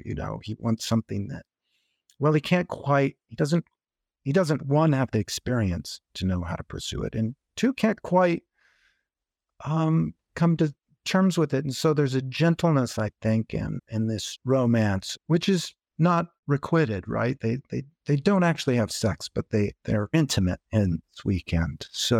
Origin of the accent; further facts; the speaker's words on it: Intermountain West, United States; And I grew up in the Intermountain West too, which is a big place. You can't get away from it easily.